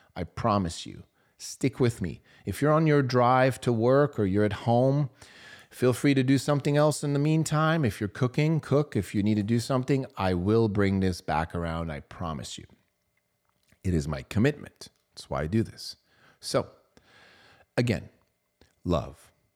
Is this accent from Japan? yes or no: no; Switzerland; I grew up in Switzerland, small town.